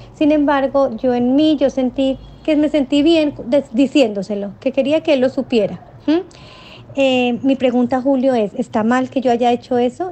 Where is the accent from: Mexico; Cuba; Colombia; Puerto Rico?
Colombia; now in Santiago, Chile; yo soy colombiana